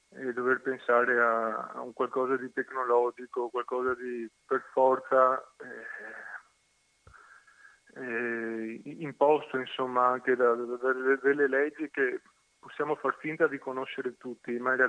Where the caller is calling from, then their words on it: Venice, Veneto, Italy; Siamo da Venezia